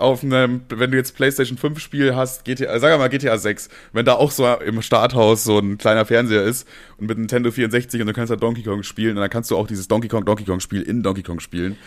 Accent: Bavaria, Germany; als Bayer

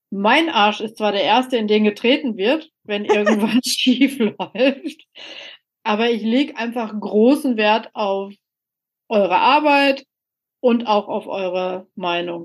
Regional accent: Soest, North Rhine-Westphalia, Germany; also born or lived in Mülheim an der Ruhr / Dortmund; ich hatte einen Geburtsort, Mülheim-Ruhr, ich bin aufgewachsen in Soest

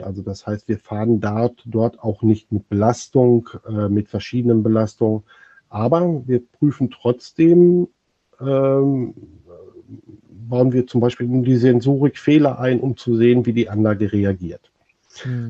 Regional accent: near Dortmund, North Rhine-Westphalia, Germany; Ich bin äh, aus der Nähe von Dortmund geboren

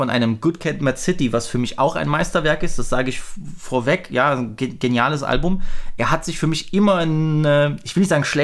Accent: East Germany, Germany; was soll ich dann auch so als, als äh, Ossi-White Boy dann zu über, über Polizeigewalt äh, in, in Amerika sagen?

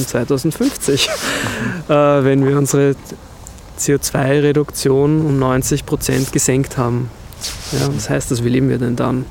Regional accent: Vienna, Austria; vor allem natürlich als Wiener oder Österreicher, Wienerinnen, ähm, dass wir in einer historischen Stadt aufgewachsen sind

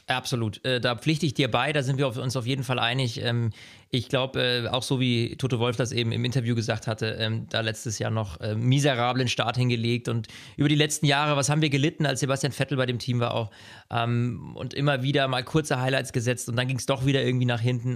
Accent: Germany; bei uns in Deutschland

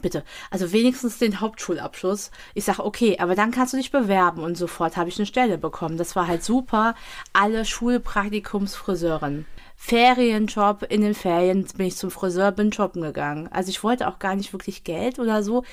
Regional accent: Bad Camberg, Hesse, Germany; also born or lived in Wiesbaden; Kindheit war alles Bad Camberg, bis ich 15,5 war

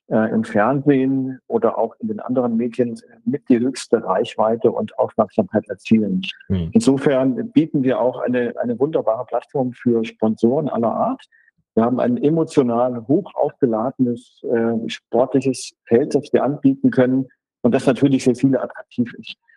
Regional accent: Hesse, Germany; ich komme aus Nordhessen, ihr habt es erzählt, und in Nordhessen kennt niemand Ruhpolding leider wegen der schönen Wanderwege

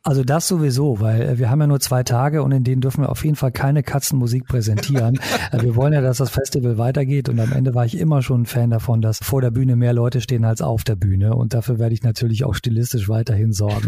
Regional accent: Italy; moved away; ich bin in Italien aufgewachsen

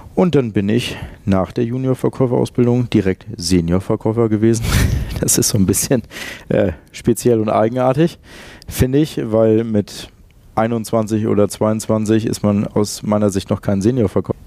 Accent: Lüneburg, Lower Saxony, Germany; moved away as an adult; also born or lived in Hamburg; ich bin in der Hansestadt Lüneburg aufgewachsen und auch geboren. Ähm, und dort habe ich die ersten 23 Jahre meines Lebens verbracht

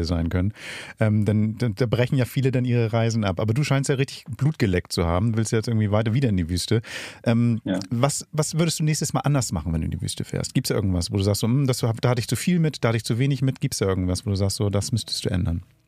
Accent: Hamburg, Germany; für mich als Hamburger

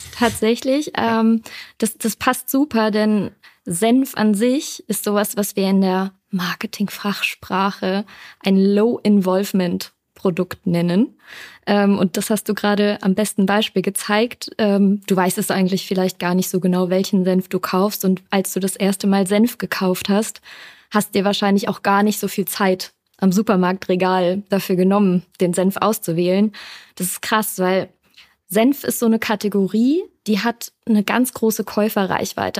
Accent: Düsseldorf, North Rhine-Westphalia, Germany; ich bin ein Düsseldorfer Kind, ich komme aus NRW

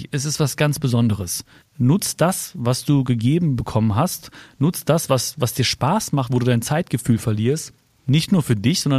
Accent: Hagen, North Rhine-Westphalia, Germany; Weißt du, wo ich geboren bin? Ja. In Hagen-Haspe.

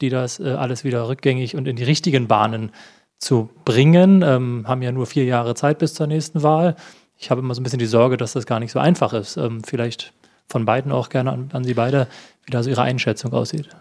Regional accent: East Brandenburg, Germany; Ich komme aus Ostbrandenburg

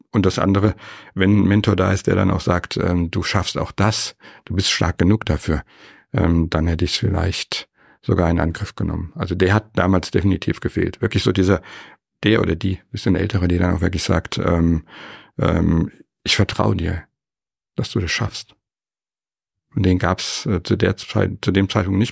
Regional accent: Frankfurt am Main, Hesse, Germany; moved away as an adult; now in Weilheim in Oberbayern, Germany; geboren bin ich in Frankfurt, Frankfurt am Main.

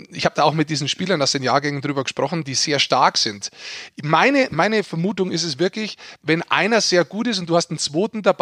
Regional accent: Bavaria, Germany; ich bin da hingefahren als Niederbayer

